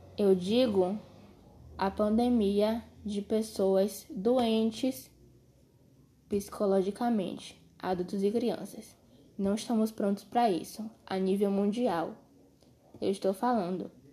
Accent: Brazil; sendo brasileiro

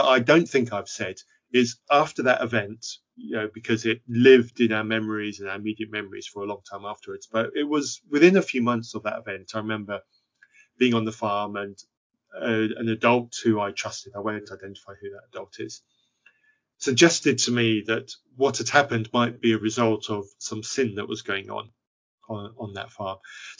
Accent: Zambia; growing up in Zambia, I was growing up on a farm which had some mission activity on it

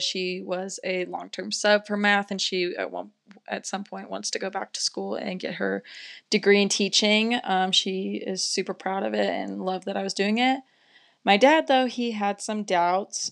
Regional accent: Las Vegas, Nevada, United States; moved away as an adult; now in Durango, United States; I'm originally from Las Vegas, Nevada

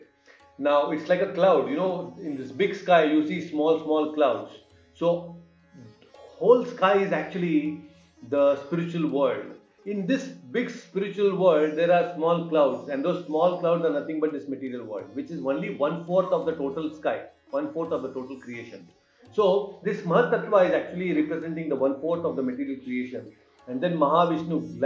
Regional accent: Hubli, Karnataka, India; Hubli, my hometown

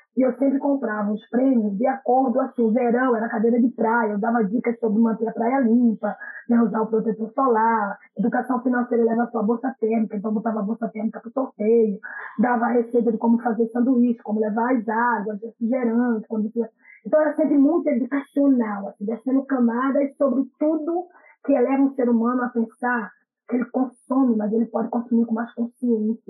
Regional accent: Pernambuco, Brazil; now in Rio de Janeiro, Brazil; eu sou natural de Pernambuco

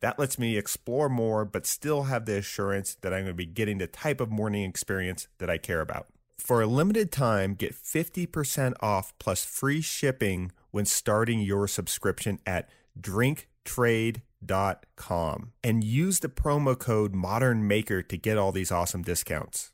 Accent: Santa Barbara, California, United States; That's my hometown.

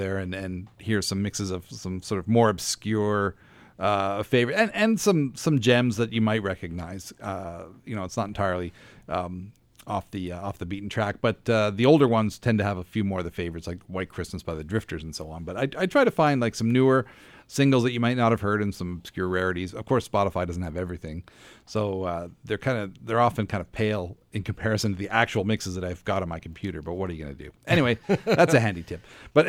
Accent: Dartmouth, Nova Scotia, Canada; also born or lived in Halifax / Calgary; I was born here in Halifax, grew up in Dartmouth. We moved to Calgary for a little bit and then moved back in the mid 70s.

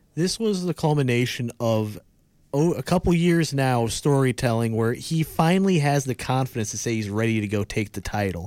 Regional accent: United States; as an American

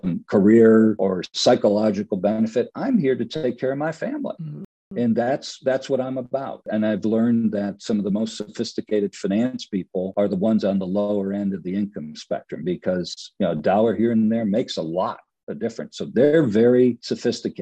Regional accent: Detroit, Michigan, United States; I grew up in Detroit, Motown

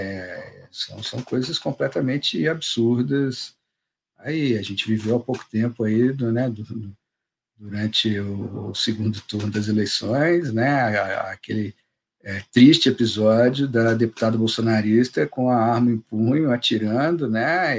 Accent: Juiz de Fora, Minas Gerais, Brazil; eu sou de Juiz de Fora, né? cidade mineira, coladinha no Rio, mas mineiro, sou, sou o cara mais mineiro que eu conheço.

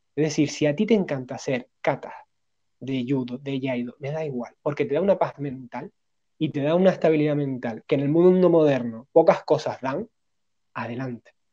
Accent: Spain; somos occidentales, somos españoles

